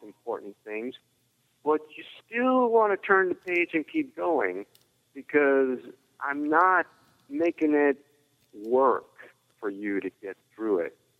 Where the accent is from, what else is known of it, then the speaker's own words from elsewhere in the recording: California, United States; growing up in California, a martial arts capital